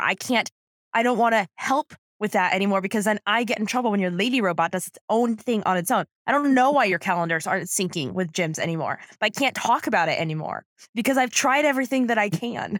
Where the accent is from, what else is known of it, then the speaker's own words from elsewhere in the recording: San Diego, California, United States; I grew up, I'm from San Diego